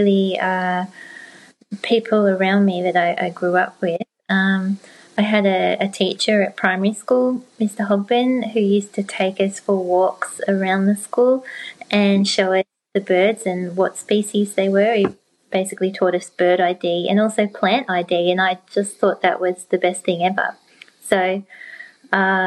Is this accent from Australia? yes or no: yes; Gippsland, Victoria, Australia; also born or lived in Melbourne; I grew up in Gippsland in Victoria, Australia, in the country